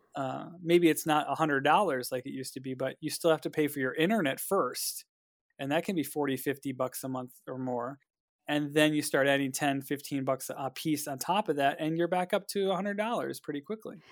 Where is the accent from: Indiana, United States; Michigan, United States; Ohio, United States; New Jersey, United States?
Ohio, United States; Cleveland; I'm from Cleveland